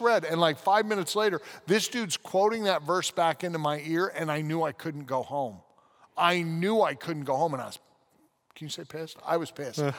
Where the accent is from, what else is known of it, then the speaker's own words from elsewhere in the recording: United States; also born or lived in London, United Kingdom; I love being an American